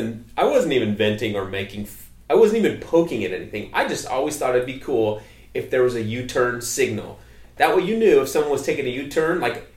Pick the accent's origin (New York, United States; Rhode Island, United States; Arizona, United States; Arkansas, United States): Arizona, United States; Mesa; now in Queen Creek, United States; I lived in Mesa. I grew up in Mesa. Mesa, like, forever. I was in Mesa forever. You know that. Into my 30s. And Mesa's always home.